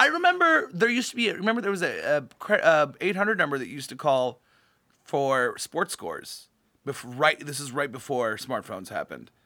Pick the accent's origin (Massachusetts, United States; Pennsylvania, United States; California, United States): California, United States; San Jose; moved away; also born or lived in New York / Los Angeles; I grew up in a very idyllic little part of San Jose